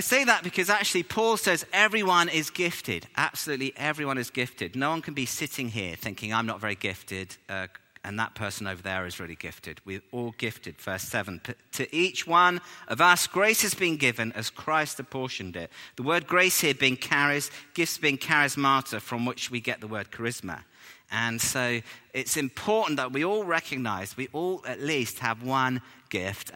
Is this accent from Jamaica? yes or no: no; England, United Kingdom; we're English